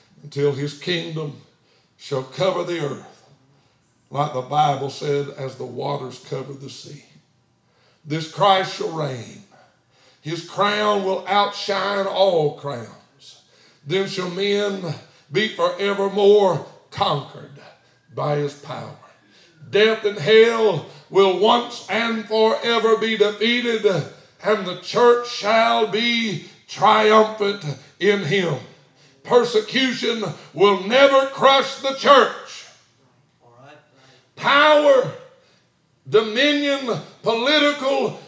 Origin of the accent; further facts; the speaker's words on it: United States; I'm an American, not a Chinese